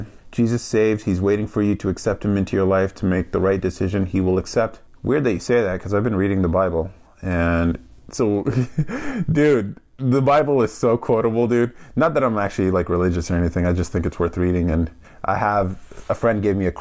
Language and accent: English; California, United States; also born or lived in Albany, New York, United States; So I grew up in California, made a move to the East Coast, Albany area for a job out of college, and then spent almost a decade there, and then moved back to California